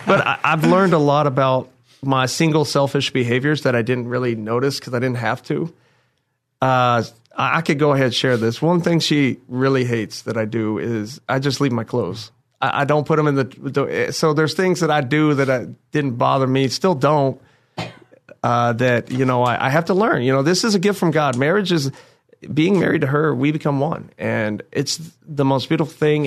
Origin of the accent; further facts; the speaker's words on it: Indiana, United States; I'm from the Lone State of Indiana